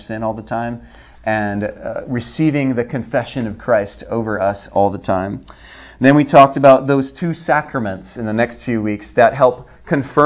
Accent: Oahu, Hawaii, United States; moved away as an adult; also born or lived in Maui, Hawaii; I was born on Maui, raised on Oahu, lived there my whole life till I graduated high school

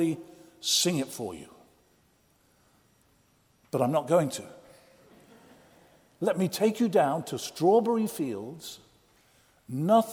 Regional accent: Oxford, South East England, United Kingdom; as a lad of about 14, growing up in Oxford, England

